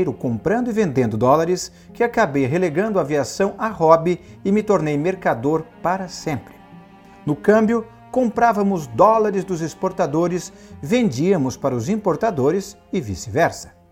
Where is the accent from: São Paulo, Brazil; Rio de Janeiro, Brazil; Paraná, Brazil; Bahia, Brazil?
Rio de Janeiro, Brazil; De Nova York, vim para o Rio, minha cidade natal.